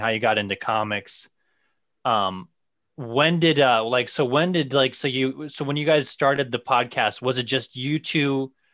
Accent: Missouri, United States; I grew up in Missouri, and that was like in this little town

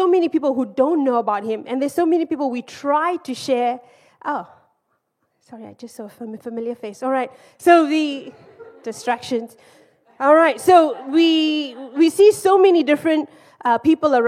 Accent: Zimbabwe; also born or lived in Malaysia; now in United Kingdom; I'm from Zimbabwe

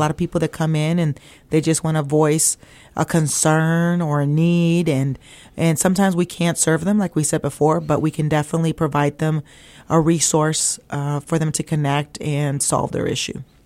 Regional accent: Weslaco, Texas, United States; moved away as an adult; also born or lived in Ohio; I'm originally from a little town called West Laco, Texas

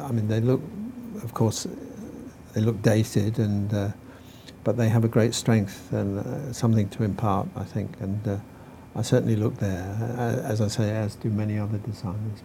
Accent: Norwich, East of England, United Kingdom; Norwich, my hometown

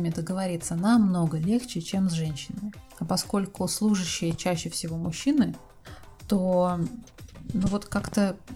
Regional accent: Russia; now in Turkey; я сама из России, и вот в тот момент, когда я ступила на турецкую землю, сошла с самолета со своими чемоданами, у меня откуда ни возьмись появилось ощущение легкости.

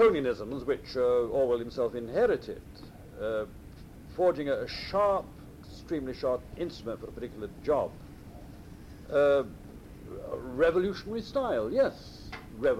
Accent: England, United Kingdom; I was brought up in England. I was brought up in a Catholic school in England, right? Brought up by Irishmen in England

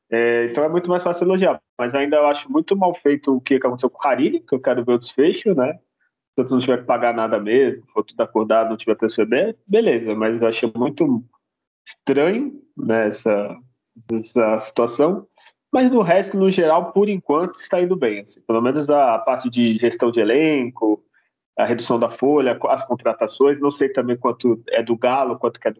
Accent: Santos, São Paulo, Brazil; eu mesmo aqui sou de Santos

